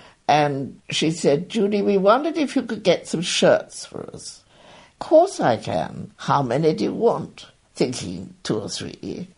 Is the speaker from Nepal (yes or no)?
no; England, United Kingdom; moved away; also born or lived in New York; being English